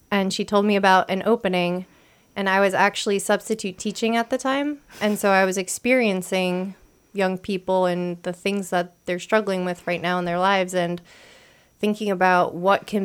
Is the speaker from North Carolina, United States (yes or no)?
no; New York, United States; now in New Jersey, United States; so I am from New York, born, raised, almost still lived. Now I'm right across the river um, in New Jersey